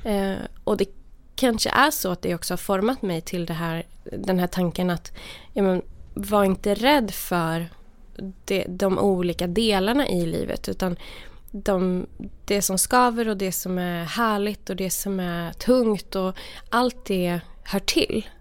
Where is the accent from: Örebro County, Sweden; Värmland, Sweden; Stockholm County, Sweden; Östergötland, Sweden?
Värmland, Sweden; moved away as an adult; jag kom ju då från, från Värmland där jag var så här, lite så här uh, udda frikyrkounge